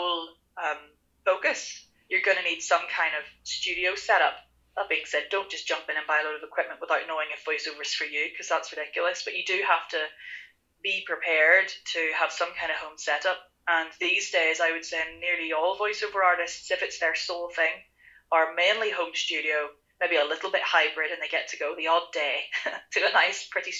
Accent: Ireland; I am Irish

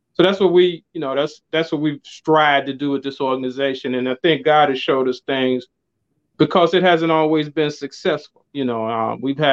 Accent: Chicago, Illinois, United States; I'm from the Chicagoland area, born and raised

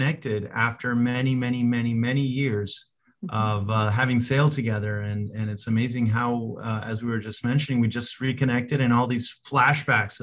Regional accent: Colombia; moved away; I'm from Colombia originally. And so I learned to sail in three different places in Colombia

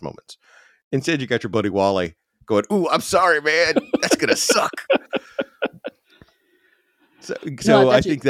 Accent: United States; as an American

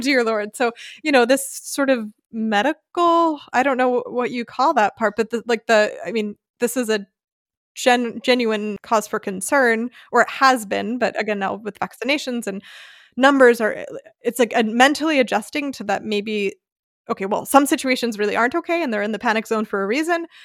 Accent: United States; now in Germany; my family and my home country

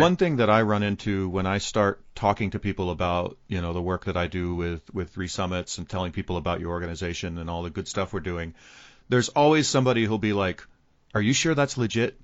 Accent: United States; as an American

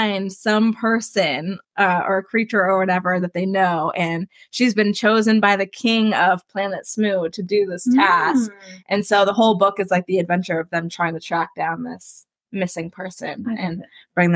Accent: Samsula, Florida, United States; also born or lived in Ormond Beach, Florida; In third grade, I had moved to a new school. It was when we moved from Ormond to a place called Samsula, which is in the middle of nowhere.

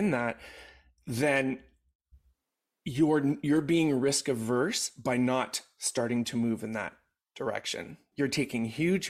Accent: Canada; as a Canadian

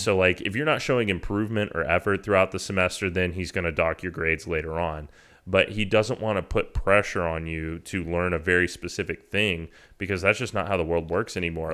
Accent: Texas A&M, United States; I grew up in Aggie, like, you know, I went to the last bonfire before the bonfire tragedy back in nineteen ninety-eight

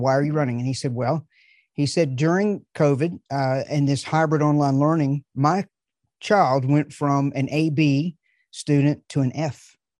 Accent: the South, United States; I'm from the South

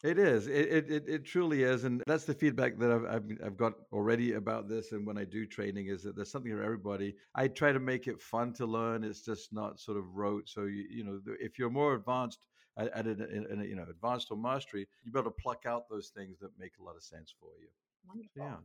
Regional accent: England, United Kingdom; moved away as an adult; now in United States; I grew up in England.

